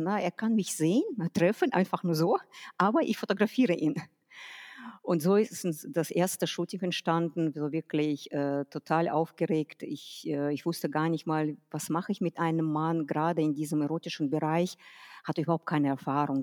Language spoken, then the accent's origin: German; Detmold, North Rhine-Westphalia, Germany; also born or lived in Kazakhstan; komme aus Detmold, äh, geboren bin ich in Kasachstan. So seit 94 sind wir hier in Deutschland